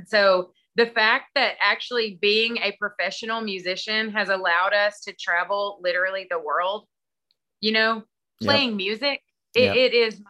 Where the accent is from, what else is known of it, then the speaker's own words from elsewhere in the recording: Texas, United States; Well, I mean, you know, I'm from East Texas and people where I'm from don't.